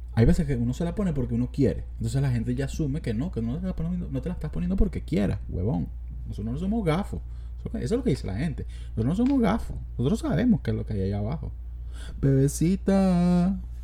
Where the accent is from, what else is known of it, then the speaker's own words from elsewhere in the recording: Los Teques, Miranda, Venezuela; yo nací en Los Teques